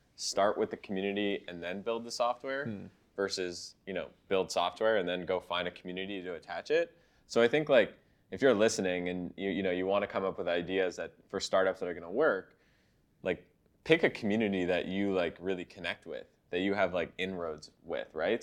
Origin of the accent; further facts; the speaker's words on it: Canada; I'm Canadian